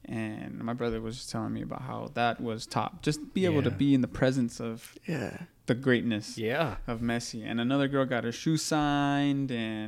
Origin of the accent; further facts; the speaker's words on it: Palm Springs, California, United States; That's my hometown right there.